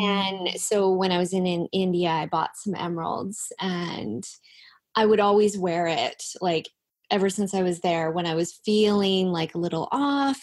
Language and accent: English; Langley, British Columbia, Canada; I'm from Langley too